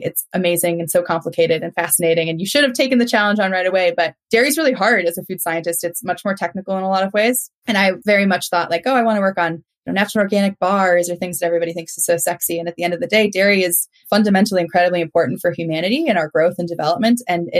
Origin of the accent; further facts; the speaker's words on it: Indiana, United States; like where I grew up in Indiana, pigs freeze to death at night if you don't enclose them in a barn.